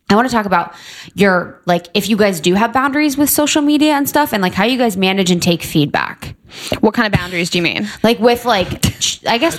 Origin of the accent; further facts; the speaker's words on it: Cincinnati, Ohio, United States; I grew up. Um, in the Midwest. So I grew up in Ohio, and everyone was very Catholic. Mm, Cincinnati.